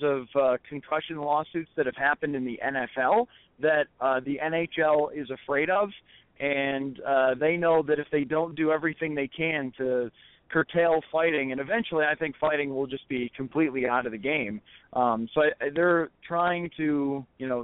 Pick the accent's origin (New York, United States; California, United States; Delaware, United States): New York, United States; Buffalo; I grew up in the Buffalo area